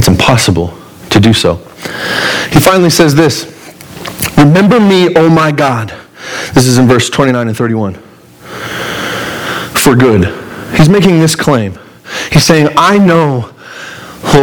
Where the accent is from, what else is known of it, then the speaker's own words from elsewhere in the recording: Pueblo, Colorado, United States; I'm from Pueblo. This is my home turf